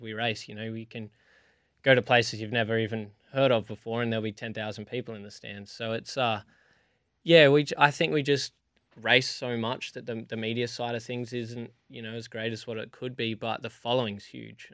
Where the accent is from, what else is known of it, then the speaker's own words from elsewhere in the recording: Alice Springs, Northern Territory, Australia; I grew up in Alice Springs racing go-karts